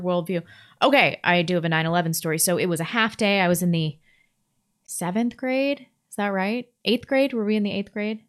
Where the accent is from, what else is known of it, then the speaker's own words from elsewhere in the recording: Ferndale, California, United States; moved away; I was born in Ferndale, which is Northern California